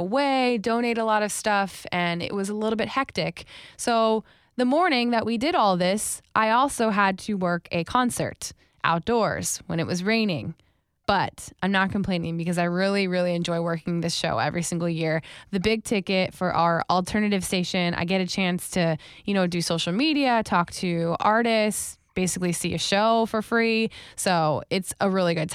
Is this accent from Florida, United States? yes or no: yes; Wellington, Florida, United States; I lived in Wellington specifically